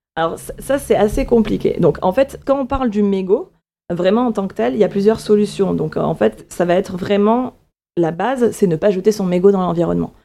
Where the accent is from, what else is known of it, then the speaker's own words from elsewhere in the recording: A Coruña, Galicia, Spain; now in France; je suis née en Galice, en Espagne